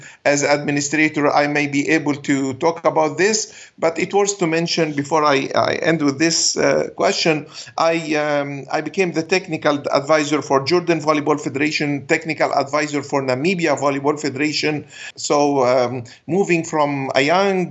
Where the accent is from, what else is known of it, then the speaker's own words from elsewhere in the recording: Alexandria, Alexandria Governorate, Egypt; first language Arabic; English is a second language; I'm from Alexandria, Egypt